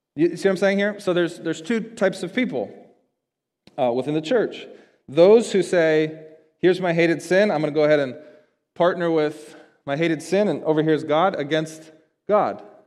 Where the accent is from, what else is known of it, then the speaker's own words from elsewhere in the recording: United States; as American Christians